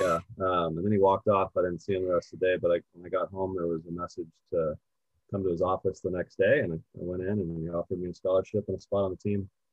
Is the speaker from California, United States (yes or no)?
yes; Poway, California, United States; I'm from Poway